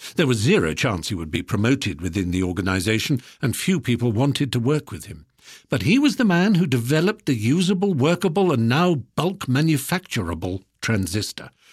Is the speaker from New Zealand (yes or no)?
no; United Kingdom; we British